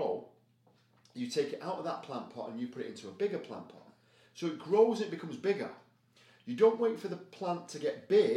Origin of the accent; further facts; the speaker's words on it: United Kingdom; I'm so British